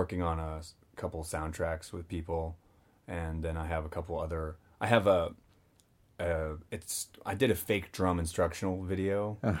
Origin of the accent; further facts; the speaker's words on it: Cincinnati, Ohio, United States; moved away; I grew up in Cincinnati.